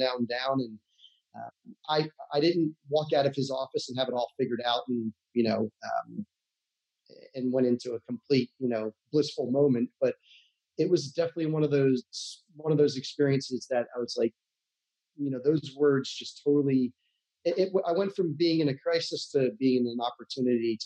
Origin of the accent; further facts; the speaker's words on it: United States; moved away as an adult; also born or lived in Santa Barbara, California; I grew up in New York, New Jersey, on the other side of the country